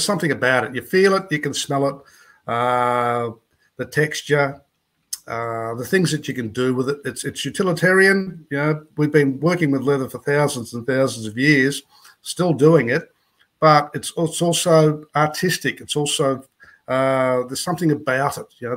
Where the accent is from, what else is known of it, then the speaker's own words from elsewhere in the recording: Gol Gol, New South Wales, Australia; moved away as an adult; I live in Golgol, which is a small town on the New South Wales side of the Murray River up here at Mildura